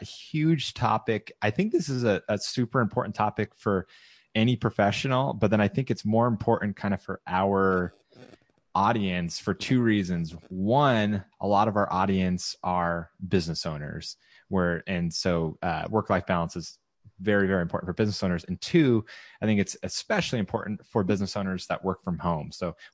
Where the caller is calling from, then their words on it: San Clemente, California, United States; I'm broadcasting from San Clemente, California